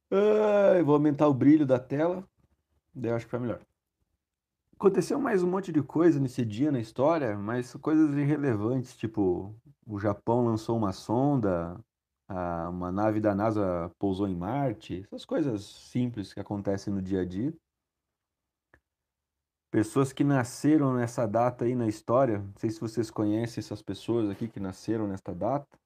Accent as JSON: {"language": "Portuguese", "region": "Rio Grande do Sul", "country": "Brazil", "said": "estou de manguinha porque eu sou gaúcho e eu não sinto frio."}